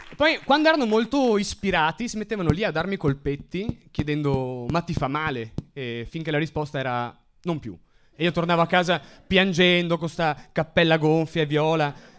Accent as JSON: {"language": "Italian", "region": "Veneto", "country": "Italy", "tie": "born or raised there", "said": "sono metà marocchino, metà siciliano, ma sono cresciuto in Veneto"}